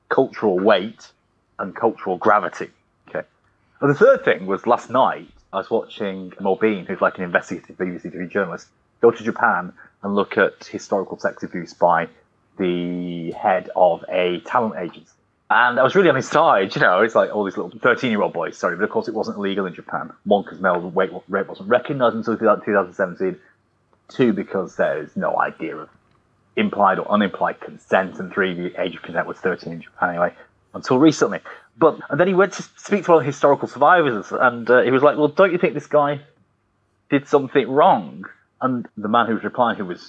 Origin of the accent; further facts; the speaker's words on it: United Kingdom; we're so British